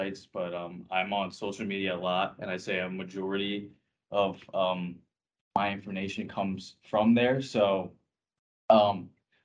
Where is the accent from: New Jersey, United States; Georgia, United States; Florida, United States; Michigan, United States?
New Jersey, United States; Long Hill; I'm from Long Hill, New Jersey